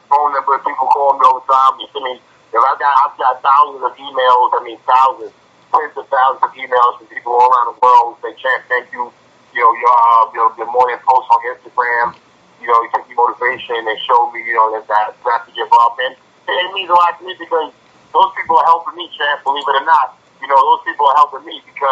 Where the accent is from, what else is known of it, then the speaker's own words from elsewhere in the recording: New York City, New York, United States; I grew up in Brooklyn.